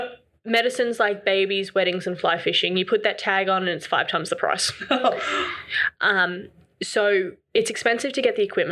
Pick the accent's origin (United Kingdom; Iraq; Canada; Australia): Australia; I grew up in Whoop Whoop, which is a real place, I promise.